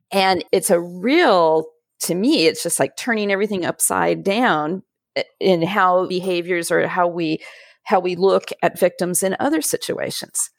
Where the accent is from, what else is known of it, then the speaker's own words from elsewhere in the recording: Southern California, United States; I grew up in Southern California